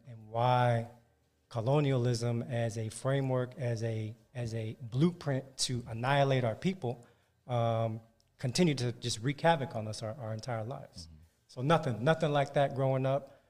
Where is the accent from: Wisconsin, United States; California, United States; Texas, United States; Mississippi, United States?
California, United States; San Francisco Bay Area; now in Los Angeles, United States; Bay Area, born and raised in the Bay Area, San Francisco Bay Area